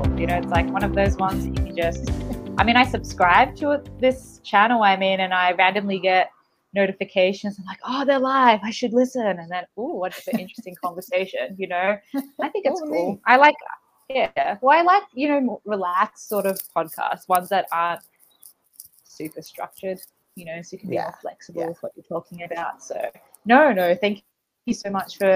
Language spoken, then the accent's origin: English; Australia; moved away as an adult; also born or lived in China; now in Colombia; So I'm Australian, but it's been a while since I lived there